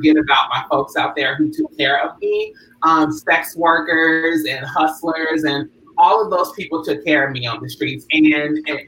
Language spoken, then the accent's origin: English; Louisville, Kentucky, United States; moved away as an adult; now in Los Angeles, United States; originally I'm from Louisville, Kentucky. I came out to California at 19 back in 2004